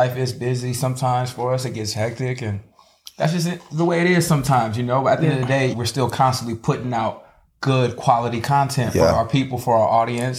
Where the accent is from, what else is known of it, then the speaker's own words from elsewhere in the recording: Ontario, California, United States; I'm from Ontario.